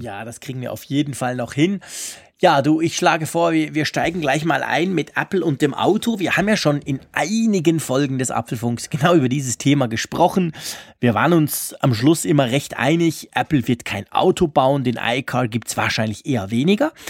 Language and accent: German; Switzerland; bei uns in der Schweiz